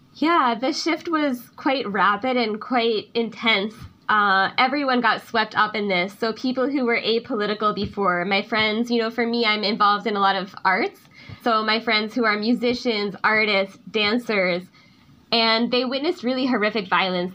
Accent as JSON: {"language": "English", "country": "United States", "tie": "born or raised there", "moved": "as an adult", "lives_now": "Myanmar", "said": "I was stuck in the United States in my hometown due to COVID."}